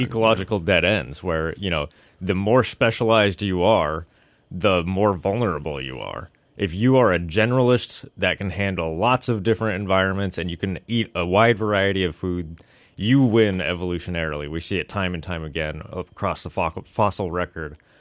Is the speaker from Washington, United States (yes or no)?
yes; Seattle, Washington, United States; moved away as an adult; also born or lived in Puget Sound; now in Sitka, United States; I'm originally from Washington, uh, the Seattle area